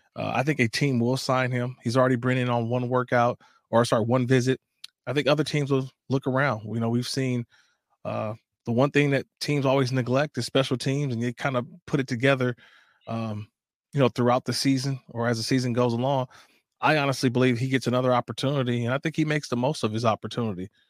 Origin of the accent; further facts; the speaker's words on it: Oakland, California, United States; my hometown city